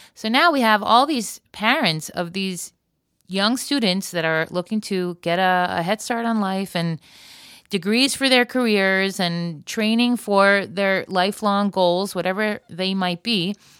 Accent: Florida, United States; now in Israel; I grew up in Florida before sunscreen was a thing

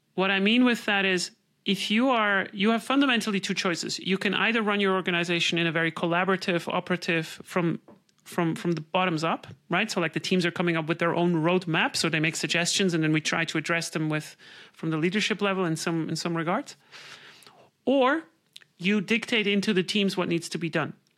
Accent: Switzerland; I'm from Switzerland

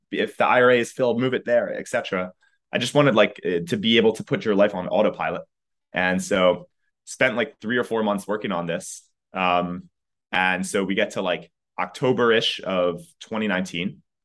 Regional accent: outside of Philadelphia, Pennsylvania, United States; now in San Francisco, United States; currently in San Francisco, but grew up outside of Philadelphia.

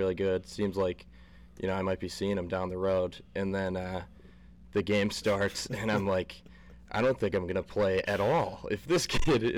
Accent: Scranton, Pennsylvania, United States; I'm from Scranton

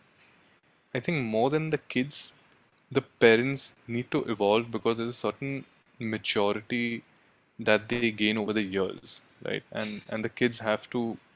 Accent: India; both my wife and I are constantly battling, that we've grown up in India in comfort, in privilege.

